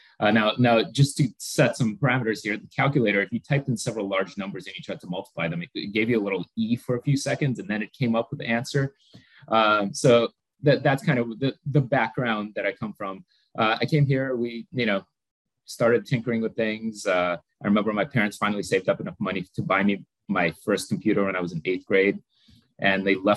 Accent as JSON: {"language": "English", "country": "Moldova", "tie": "born or raised there", "moved": "yes", "said": "I was born in Moldova back when it was part of the former Soviet Union. Actually, kind of born and grew up in a tiny little village with no technology whatsoever"}